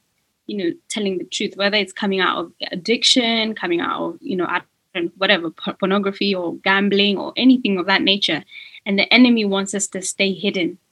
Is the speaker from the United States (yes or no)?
no; Kenya; now in United Kingdom; I was born in Kenya and I'd been naturalized as a British citizen